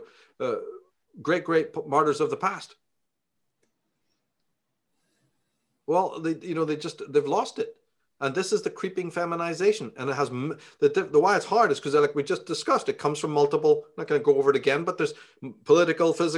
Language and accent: English; Ireland; now in United States; we grew up in Ireland